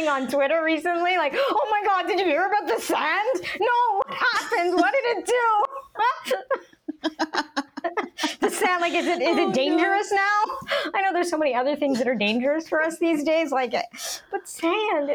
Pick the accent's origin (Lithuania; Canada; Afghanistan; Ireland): Canada; now in United States; I grew up in Canada, watched the American shows because I always knew I wanted to move to the States